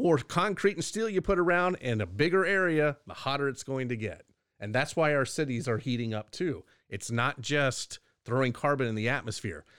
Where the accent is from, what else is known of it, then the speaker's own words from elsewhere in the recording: Texas, United States; being a Texan